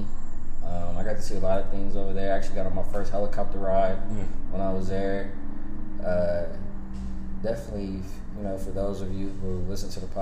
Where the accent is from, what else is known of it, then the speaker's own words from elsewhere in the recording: United States; also born or lived in Eritrea; I'm not American enough, and then there, I'm not Eritrean enough